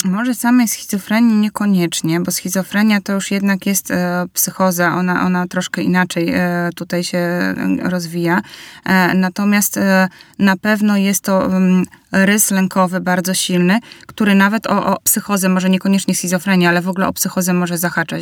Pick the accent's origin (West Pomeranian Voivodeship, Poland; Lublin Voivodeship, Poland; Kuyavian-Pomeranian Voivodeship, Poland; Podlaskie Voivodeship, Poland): Podlaskie Voivodeship, Poland; Bielsk Podlaski; wychowywałam się w małym mieście, w Bielsku Podlaskim